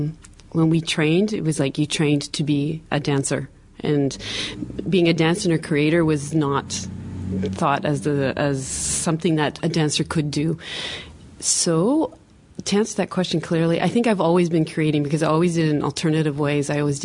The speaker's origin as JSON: {"language": "English", "town": "Toronto", "region": "Ontario", "country": "Canada", "lives_now": "Montreal, Canada", "said": "Yeah, I came originally from Toronto. I came to dance with Hélène Blackburn for 4 years"}